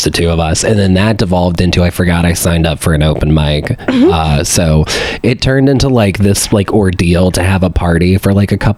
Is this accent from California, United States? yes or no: no; Louisiana, United States; moved away; when we were growing up in Louisiana, you got 3 days off for Mardi Gras